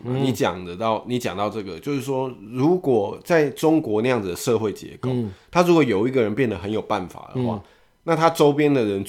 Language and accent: Chinese; Taiwan; 我们台湾人